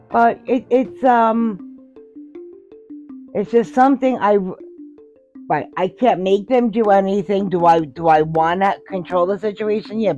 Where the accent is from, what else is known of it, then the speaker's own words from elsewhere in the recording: Hoboken, New Jersey, United States; born there; And had me, and I was born in Hoboken in St. Mary's Hospital.